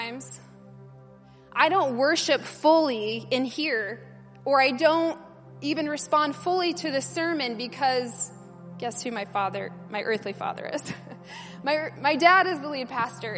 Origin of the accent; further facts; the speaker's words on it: United States; I'm American